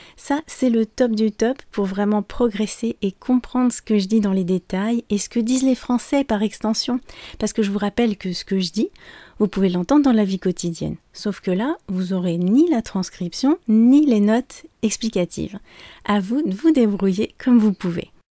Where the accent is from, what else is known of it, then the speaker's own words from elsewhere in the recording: France; je suis française